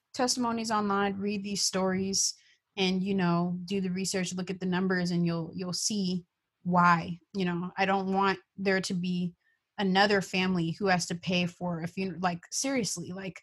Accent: Bay Area, California, United States; I'm from the Bay Area

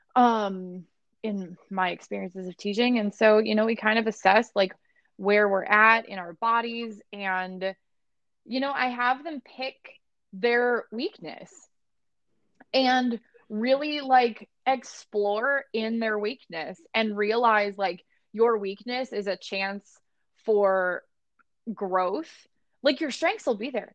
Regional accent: Barrington, Illinois, United States; moved away; I came from Barrington, Illinois, and now I'm here

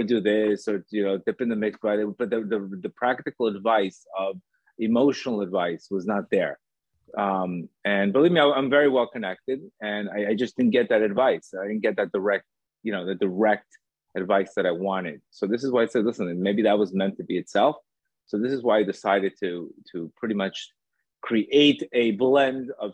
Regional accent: Miami Beach, Florida, United States; also born or lived in Colombia; I was born in Colombia. I grew up in Miami Beach

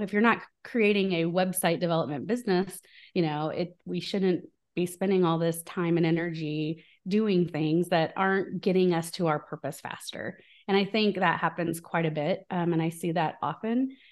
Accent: small town in Illinois, United States; moved away; I'm from the Midwest in, in the U S, so from a very small town in Illinois

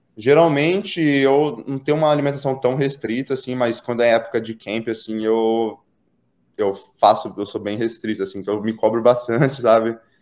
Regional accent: Pederneiras, São Paulo, Brazil; moved away as an adult; also born or lived in United States; eu nasci e eu nasci fui criado na cidade de Pederneiras. É uma cidade no interior de São Paulo

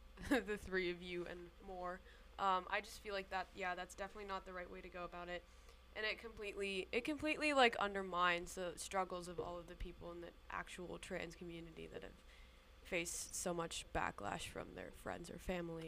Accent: Michigan, United States; moved away; I grew up in Michigan.

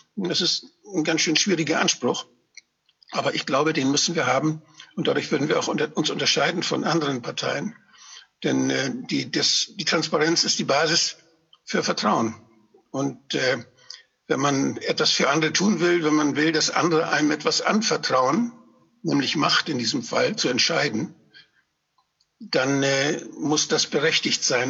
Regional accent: Schleswig-Holstein, Germany; ich bin ja eigentlich Schleswig-Holsteiner

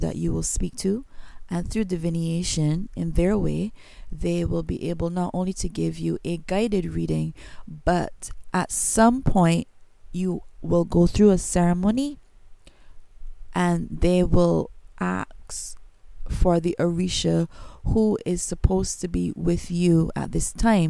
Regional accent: Barbados; accent: Bajan; I am not American. I is a Bajan. I'm from Barbados.

